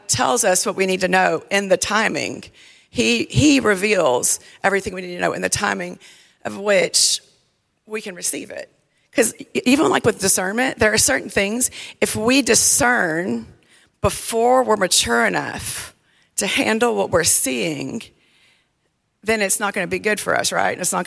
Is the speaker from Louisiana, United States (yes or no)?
yes; South Louisiana, United States; I grew up in South Louisiana